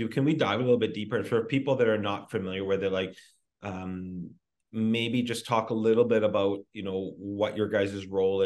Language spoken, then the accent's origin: English; Kamloops, British Columbia, Canada; born or raised there